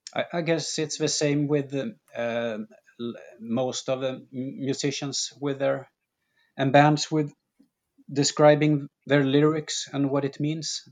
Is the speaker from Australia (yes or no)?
no; Sweden; born or raised there